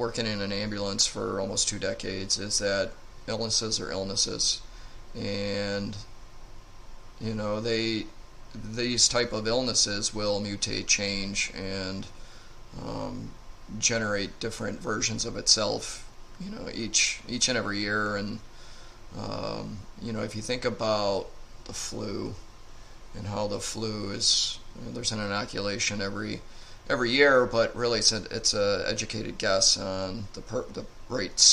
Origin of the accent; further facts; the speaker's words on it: United States; as American citizens